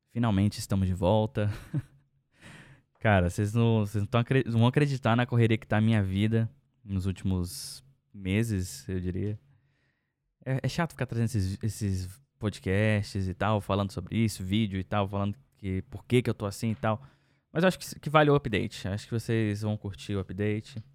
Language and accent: Portuguese; Brazil; now in Finland; eu sou brasileiro e eu comprei uma casa no exterior, mano.